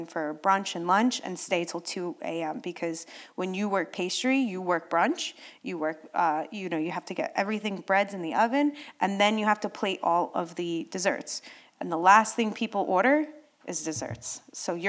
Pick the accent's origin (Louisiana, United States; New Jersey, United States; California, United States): New Jersey, United States; Wayne; I'm from Wayne